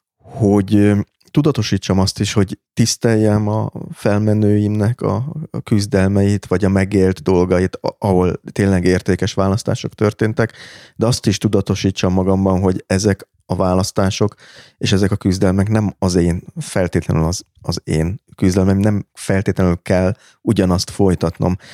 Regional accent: Budapest, Hungary; Budapesten született magyarnak

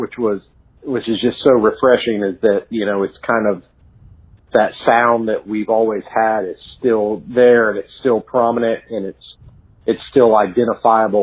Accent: Charlotte, North Carolina, United States; also born or lived in Wilson, North Carolina / Indiana; I was born in Wilson, North Carolina. At some point, I was living in Indiana pre-kindergarten, but then when I started kindergarten, I was in Charlotte by then. So from then till now, yeah, pretty much.

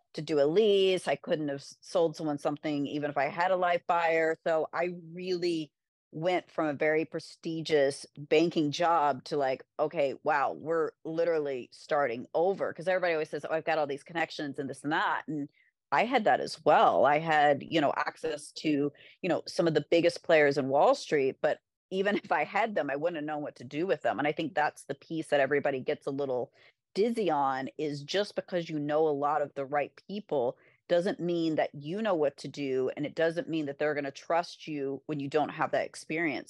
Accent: Kentucky, United States; also born or lived in Florida; now in New York, United States; I'm from Kentucky

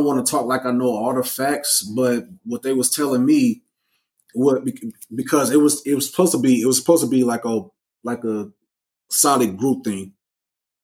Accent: Flint, Michigan, United States; moved away as an adult; also born or lived in Minnesota; now in Texas, United States; I was literally born in Minnesota and then moved to Michigan. And then I was raised in Flint until I graduated and then moved to Texas

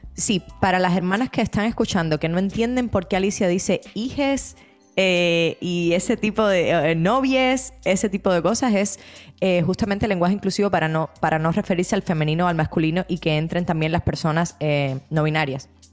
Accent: Cuba; Cuba, que es de donde yo soy

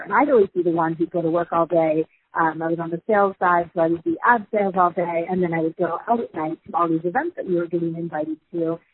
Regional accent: rural Michigan, United States; I grew up in a sort of 300 people in rural Michigan

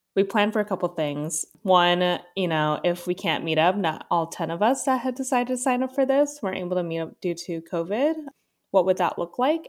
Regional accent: California, United States; having been born and raised in California

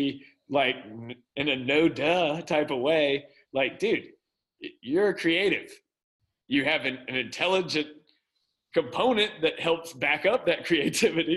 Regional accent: Mississippi, United States; also born or lived in Orlando / Los Angeles; now in Arkansas, United States; I was raised in Mississippi.

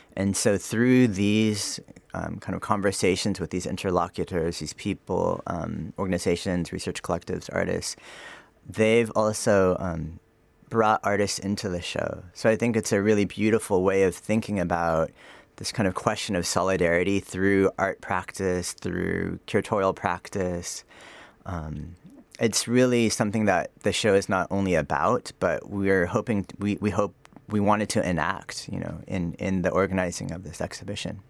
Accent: Sacramento, California, United States; moved away; also born or lived in United Arab Emirates; I am from Sacramento, California, so, um, I guess, a kid from the suburbs

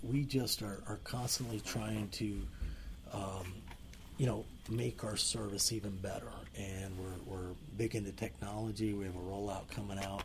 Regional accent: Miami, Florida, United States; moved away; Frank and I grew up in Miami together

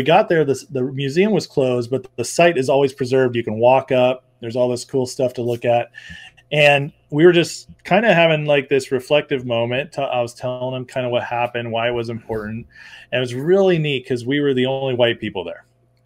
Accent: West Coast, United States; growing up on the West Coast

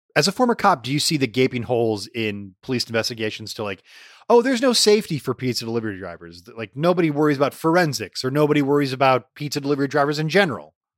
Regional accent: Allen Park, Michigan, United States; Growing up in Allen Park

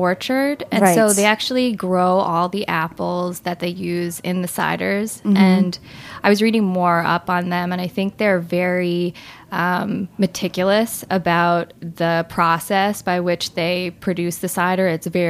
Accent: New Jersey, United States; moved away; I grew up in New Jersey

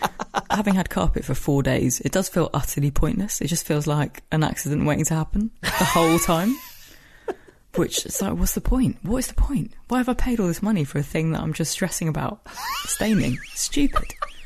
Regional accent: London, United Kingdom; moved away as an adult; now in West Country, United Kingdom; So I moved out of London, my hometown, last week, and I now live in the West Country. It's the first house. It was the first house I've ever owned. I've always lived in a flat.

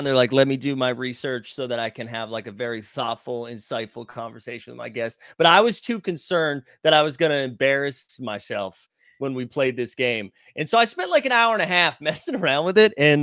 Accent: Massachusetts, United States; now in New York, United States; I'm originally from Massachusetts. I live in New York.

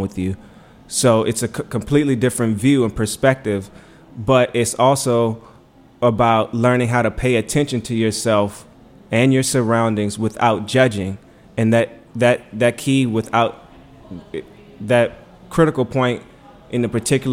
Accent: Richmond, Virginia, United States; now in Washington, D.C., United States; I'm from Richmond. I came to D.C. I went to Howard

